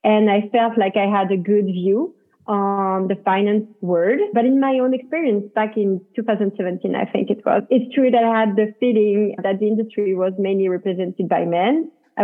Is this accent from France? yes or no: yes; next to Paris, Île-de-France, France; moved away as an adult; now in United States; I was born and raised in France, next to Paris. I decided to live in the US back in 2020.